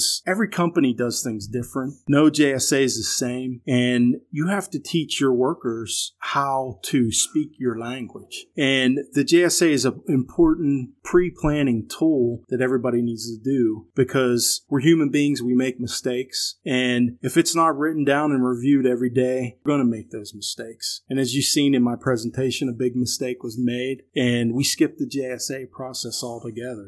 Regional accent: Pittsburgh, Pennsylvania, United States; I was born and raised in Western PA around Pittsburgh area

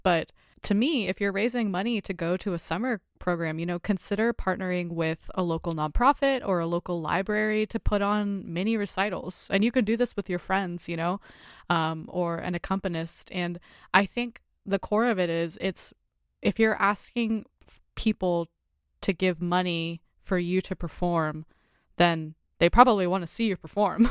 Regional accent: United States

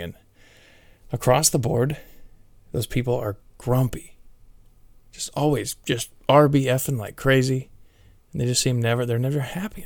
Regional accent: San Carlos, California, United States; I've been born and raised in the Bay Area

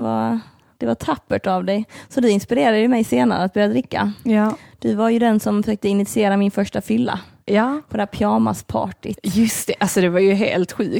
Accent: Lund, Skåne, Sweden; born or raised there

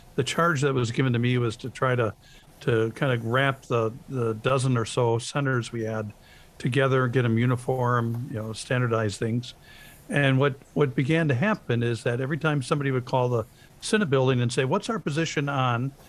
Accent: Lake Geneva, Wisconsin, United States; I grew up in Lake Geneva, Wisconsin

